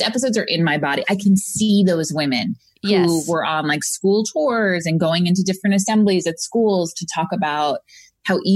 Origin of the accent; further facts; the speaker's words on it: Long Island, New York, United States; now in California, United States; Originally from Long Island